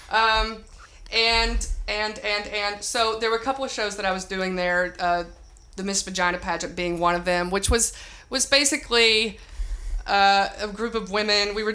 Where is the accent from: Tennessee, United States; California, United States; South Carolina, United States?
Tennessee, United States; Myrtle; I moved there from Tennessee, Myrtle, Tennessee, and um, trained at Second City.